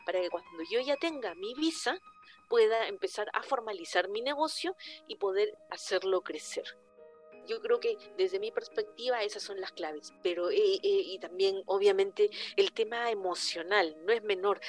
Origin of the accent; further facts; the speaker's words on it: Lima, Peru; moved away as an adult; now in Santiago, Chile; los limeños somos más capitalinos